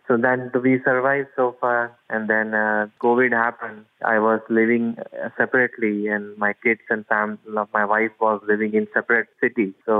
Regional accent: India; moved away as an adult; now in United States; My hometown is in India, but I live in US from past 5-6 years with my wife.

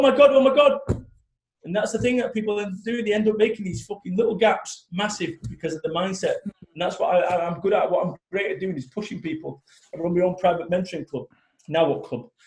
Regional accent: Manchester, North West England, United Kingdom; I'm from Manchester

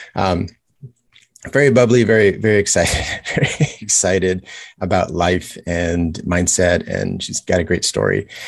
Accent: Los Angeles, California, United States; moved away as an adult; now in Kailua, United States; I am originally from Los Angeles, California. Um, that's where I grew up

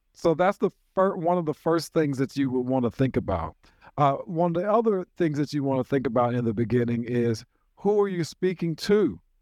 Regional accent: Nashville, Tennessee, United States; from Nashville, Tennessee, born and reared right here in Nashville

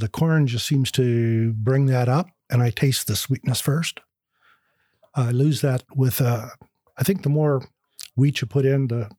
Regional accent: California, United States; also born or lived in Iowa; now in Bardstown, United States; Then my dad, one winter after I was born, decided he'd had quite enough of the snow and headed to California, and that's where I was raised.

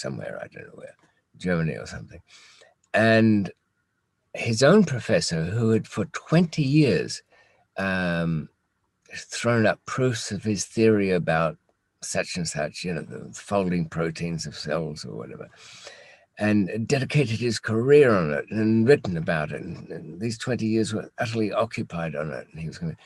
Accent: United Kingdom; we as British

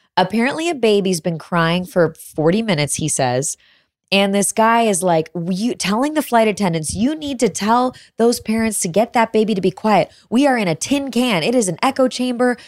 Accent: Chicago, Illinois, United States; now in Austin, United States; I grew up in Chicago

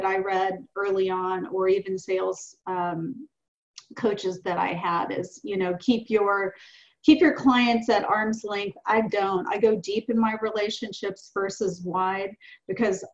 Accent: the South, United States; I'm 58 years old and I'm from the South.

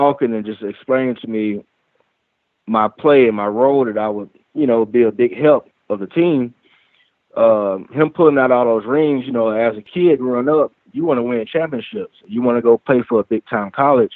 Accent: Alabama, United States; growing up in Alabama

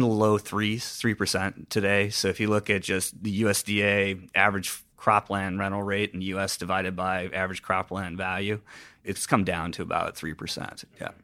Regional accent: Cedar Rapids, Iowa, United States; moved away as an adult; also born or lived in Boston; I grew up in Cedar Rapids, Iowa

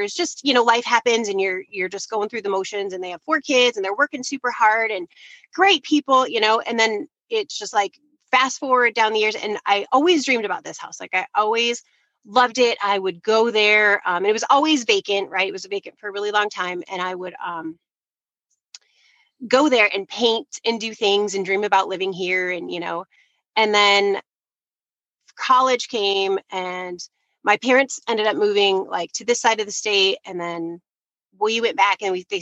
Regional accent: Detroit, Michigan, United States; moved away as an adult; now in Grand Rapids, United States; We grew up in Detroit area

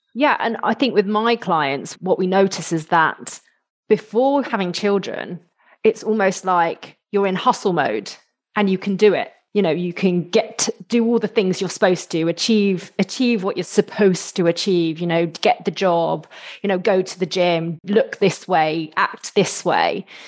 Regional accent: United Kingdom

